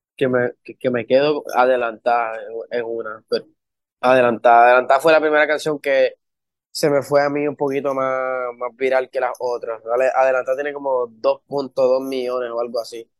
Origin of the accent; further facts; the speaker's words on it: Maryland, United States; also born or lived in Puerto Rico; en Maryland fue, fue que crecí, en Puerto Rico fue que yo aprendí el sazón